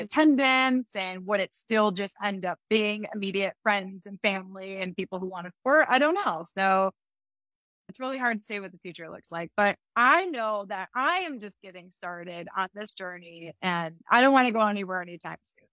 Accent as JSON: {"language": "English", "region": "Michigan", "country": "United States", "moved": "yes", "lives_now": "Colorado, United States", "said": "I'm from Michigan, and so and I live in Colorado now"}